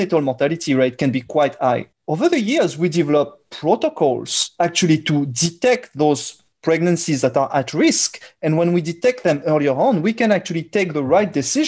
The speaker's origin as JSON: {"language": "English", "country": "France", "accent": "French", "second_language": "English", "said": "my French accent and the fact that I come from Europe"}